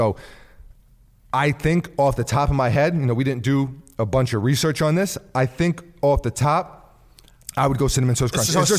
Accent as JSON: {"language": "English", "town": "New York City", "region": "New York", "country": "United States", "said": "We're both from New York City."}